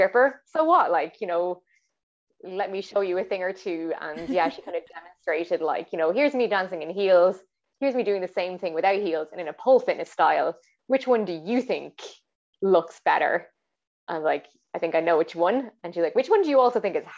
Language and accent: English; Ireland; born or raised there